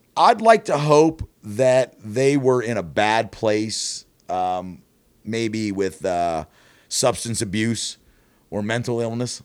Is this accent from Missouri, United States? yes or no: no; outside of Pittsburgh, Pennsylvania, United States; moved away as an adult; now in Columbus, United States; I grew up outside of Pittsburgh.